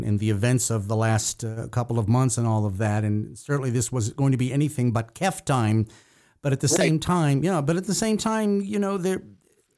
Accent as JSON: {"language": "English", "country": "United States", "said": "I'm an adopted Armenian American."}